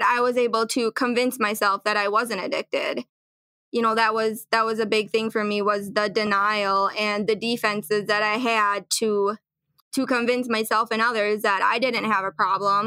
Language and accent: English; Little Falls, Minnesota, United States; I grew up in Little Falls, Minnesota here